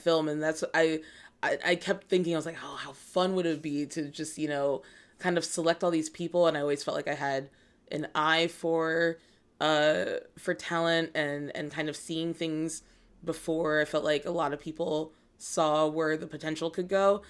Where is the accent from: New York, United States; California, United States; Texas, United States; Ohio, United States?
California, United States; Los Angeles; also born or lived in Georgia, United States / Germany; we came back here when I was, like, four.